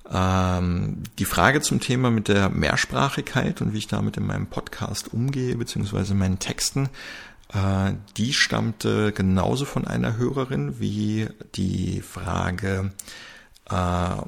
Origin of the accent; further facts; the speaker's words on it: Germany; born there; dass man sich im Österreich-Urlaub zwar als gebürtiger Deutscher, der, äh, dass man sich da halt verständlich machen kann